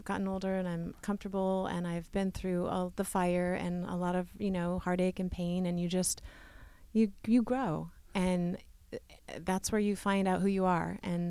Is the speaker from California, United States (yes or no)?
yes; San Ramon, California, United States; San Ramon, very small town. It was like population 300. It was very small.